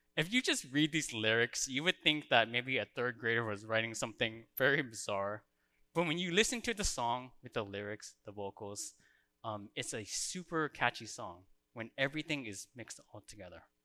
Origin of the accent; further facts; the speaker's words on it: Orange County, California, United States; now in Canada; I was born in Orange County, California.